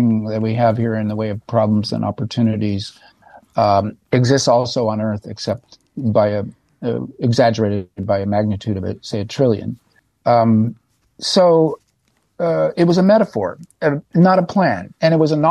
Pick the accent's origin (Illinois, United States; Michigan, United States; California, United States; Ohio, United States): California, United States; being a Californian right now